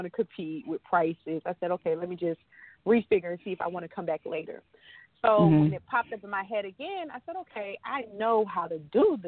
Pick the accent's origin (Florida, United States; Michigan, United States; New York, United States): Florida, United States; Ocala; born or raised there